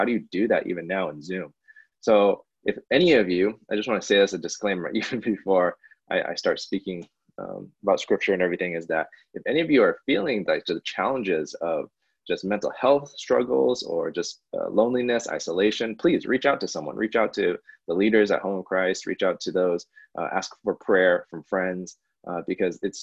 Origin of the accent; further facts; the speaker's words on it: Bay Area, California, United States; I grew up in the Bay Area